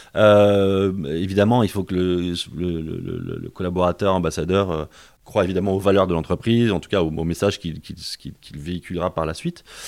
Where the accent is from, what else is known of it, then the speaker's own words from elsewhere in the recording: Paris, Île-de-France, France; moved away as an adult; also born or lived in Rennes; je suis d'origine parisienne. Donc je suis un Parisien, j'ai fait mes, mes, études, on va dire, avant le, avant le bac à Paris.